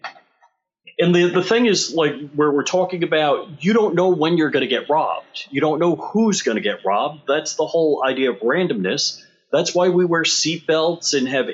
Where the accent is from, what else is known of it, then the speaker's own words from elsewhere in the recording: Long Island, New York, United States; I grew up out on Long Island